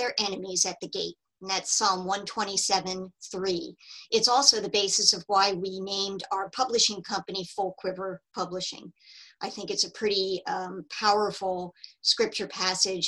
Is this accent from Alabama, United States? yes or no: no; New Jersey, United States; moved away as an adult; I'm originally from New Jersey.